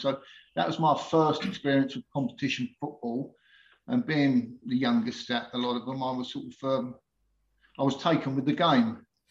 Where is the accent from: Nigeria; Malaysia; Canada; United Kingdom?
United Kingdom; Painters Forstall, South East England; also born or lived in Chatham; although I was born in Chatham, I actually lived the first 10 years in Painters Forstall, which is a village just outside of Faversham, which is really only known for having the Alma pub there.